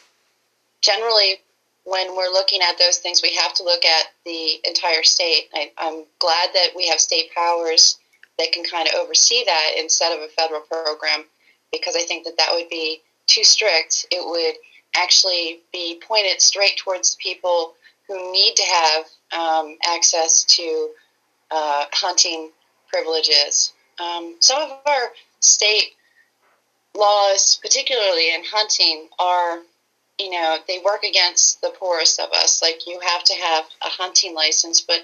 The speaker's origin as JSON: {"language": "English", "region": "Pennsylvania", "country": "United States", "tie": "born or raised there", "also_born_or_lived": "Spokane, Washington", "said": "So I've lived in Pennsylvania for most of my life. I was born in Spokane, Washington, but I've lived here most of my life"}